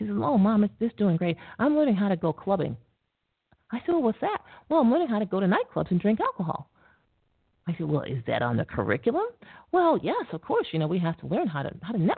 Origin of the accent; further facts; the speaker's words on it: Syracuse, New York, United States; I'm from Syracuse, New York